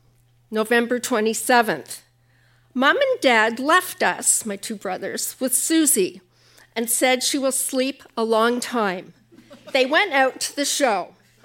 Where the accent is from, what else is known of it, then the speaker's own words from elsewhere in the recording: Ottawa, Ontario, Canada; I grew up in Ottawa.